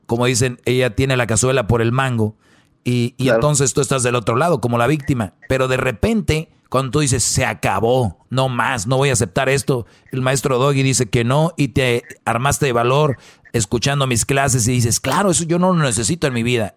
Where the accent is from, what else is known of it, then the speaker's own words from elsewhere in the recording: Monterrey, Nuevo León, Mexico; soy de Monterrey